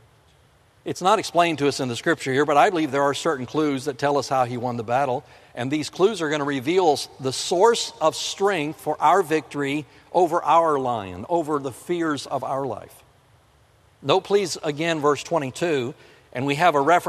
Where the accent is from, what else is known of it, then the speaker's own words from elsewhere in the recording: South Florida, United States; moved away; also born or lived in the north; I grew up in South Florida. Winter's only 6 weeks long down there. There's no snow. But I've lived in the north for most of my life